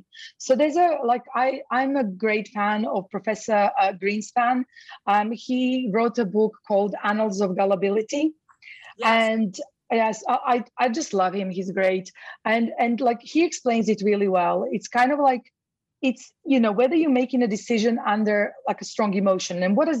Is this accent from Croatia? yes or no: yes; Croatia; now in London, United Kingdom; So I'm actually originally Croatian. So I'm from Croatia, but I lived in London most of my life.